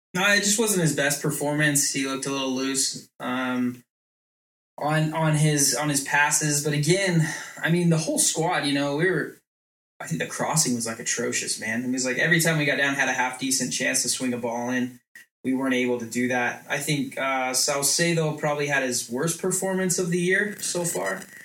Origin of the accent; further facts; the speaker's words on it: Long Island, New York, United States; I'm from I'm from Long Island. I come from an Italian family.